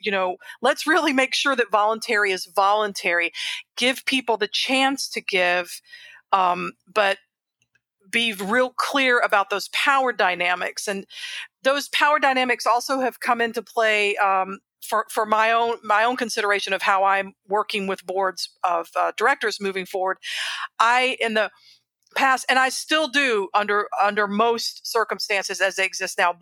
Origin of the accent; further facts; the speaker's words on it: Southern United States, United States; I grew up in the Baptist church here in the Southern United States